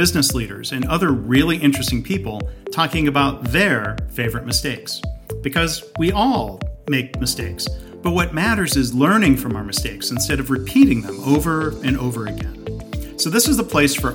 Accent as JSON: {"language": "English", "country": "United States", "said": "as an American"}